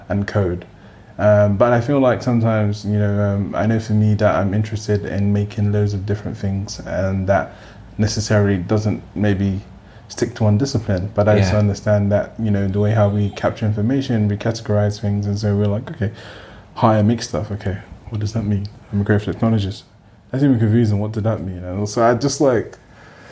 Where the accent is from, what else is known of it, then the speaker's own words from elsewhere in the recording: London, United Kingdom; I grew up in Peckham before Peckham became, you know, the trendy Peckham that it is now